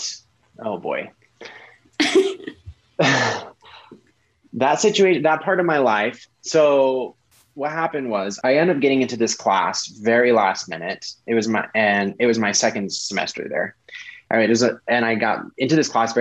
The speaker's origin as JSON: {"language": "English", "region": "Colorado", "country": "United States", "also_born_or_lived": "Salt Lake City, Utah", "moved": "as an adult", "said": "I was from Colorado"}